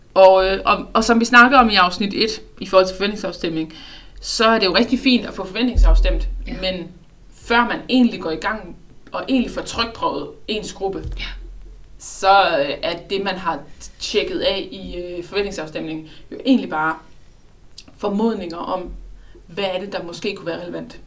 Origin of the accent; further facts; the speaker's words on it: Southern Jutland, Southern Denmark, Denmark; jeg som sønderjyde